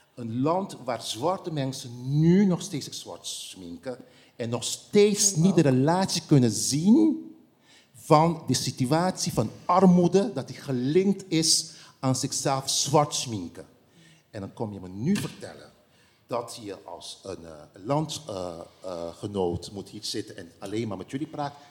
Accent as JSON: {"language": "Dutch", "country": "Curaçao", "tie": "born or raised there", "said": "het eiland waar ik ben geboren"}